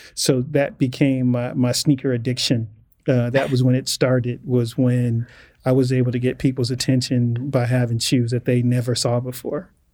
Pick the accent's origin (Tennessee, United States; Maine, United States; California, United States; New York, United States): California, United States; Inglewood; as a black male growing up in Inglewood in the 80s